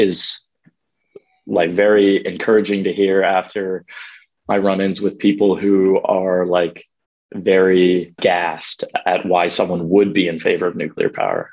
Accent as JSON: {"language": "English", "town": "Omaha", "region": "Nebraska", "country": "United States", "tie": "born or raised there", "also_born_or_lived": "Dublin, Ireland", "said": "I am from Omaha, Nebraska. I grew up here and partially in Dublin, Ireland as well"}